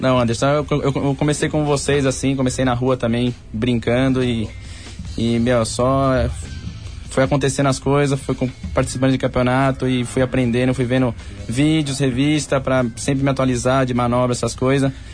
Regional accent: Santo André, São Paulo, Brazil; Eu nasci em Santo André mesmo.

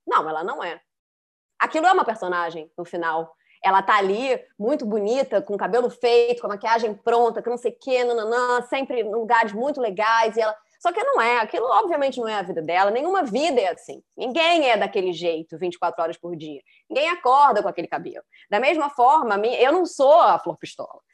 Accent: Rio de Janeiro, Brazil; eu fui criada no Rio de Janeiro, na, na classe média, carioca

